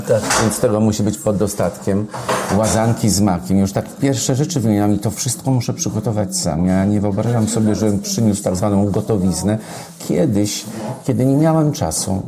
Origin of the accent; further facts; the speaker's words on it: near Wolbrom, Lesser Poland, Poland; w Domaniejewicach koło Wolbromia, skąd pochodzę